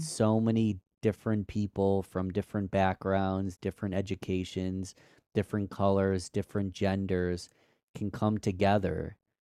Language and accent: English; Rochester, New York, United States; my hometown, which is Rochester, New York, upstate New York.